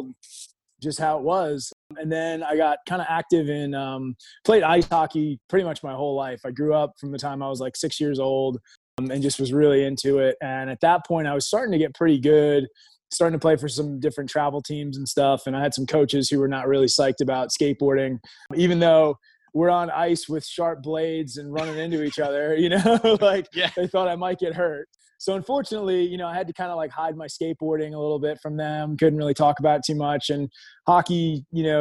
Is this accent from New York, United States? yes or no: yes; Long Island, New York, United States; moved away as an adult; now in Virginia, United States; I grew up in New York. I'm a native Long Islander. That'll always be my home. I live in Virginia right now, but Long Island is where my heart is. I was born and raised, lived there until I was about 32